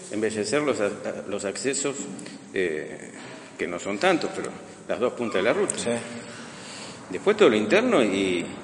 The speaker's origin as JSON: {"language": "Spanish", "region": "Buenos Aires", "country": "Argentina", "moved": "as an adult", "said": "Yo vine en el año 2001 y realmente voy a terminar mis días acá. La evolución que hubo de donde yo vine era de Buenos Aires."}